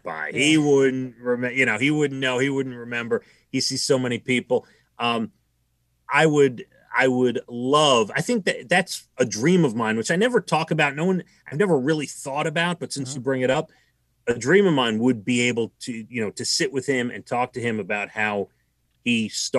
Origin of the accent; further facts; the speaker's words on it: New York City, New York, United States; I grew up in Rockaway Beach in Queens.